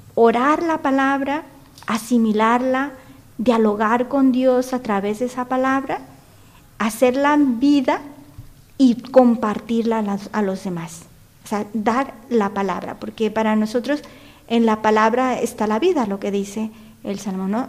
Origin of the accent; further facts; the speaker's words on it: Sinaloa, Mexico; moved away as an adult; also born or lived in Guadalajara / Chile; now in Spain; yo soy de México, y, pero vivía yo en Sinaloa y me fui a estudiar a Guadalajara.